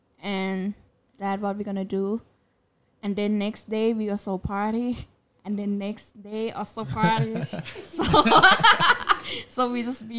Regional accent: Chiang Mai, Thailand; English is a second language; I'm from Chiang Mai.

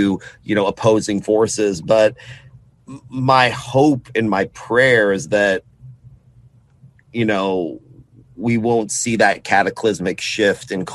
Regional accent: Austin, Texas, United States; I was born in Austin and born in Texas

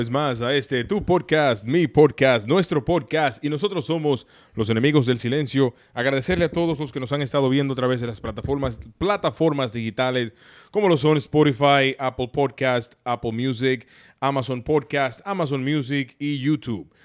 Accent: Dominican Republic; pero somos dominicanos.

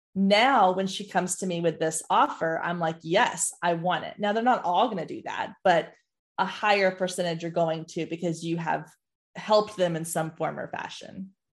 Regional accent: Waco, Texas, United States; also born or lived in Dallas; I grew up in Waco

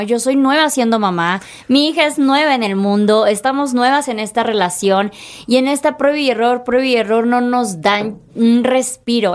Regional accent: Chiapas, Mexico; soy de Chiapas

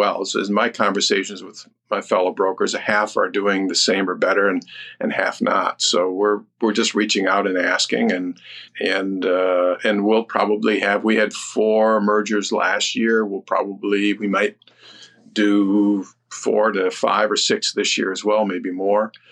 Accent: Detroit, Michigan, United States; I'm from Detroit.

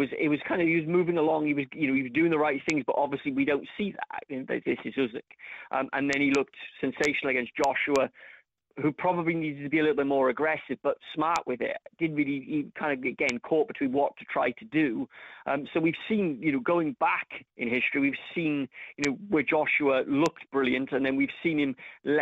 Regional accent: Cardiff, Wales, United Kingdom; my hometown of Cardiff

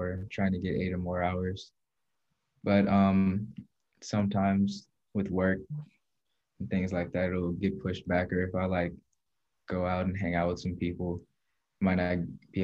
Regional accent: Oakland, California, United States; I'm from Oakland, California

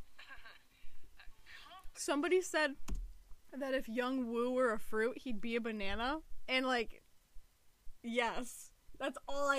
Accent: Michigan, United States; we're from Michigan

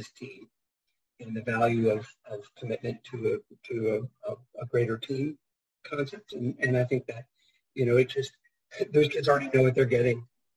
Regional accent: Fredericksburg, Virginia, United States; moved away as an adult; I grew up in Fredericksburg and went around the whole world and then ended up coming back here when my wife got a job back in this area

